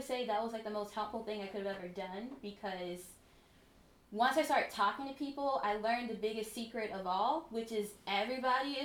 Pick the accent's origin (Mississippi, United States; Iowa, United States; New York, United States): Mississippi, United States; moved away as an adult; also born or lived in Philadelphia / Ithaca; I was from Mississippi and I assumed that, well, first of all, I live in a town of 5,000 people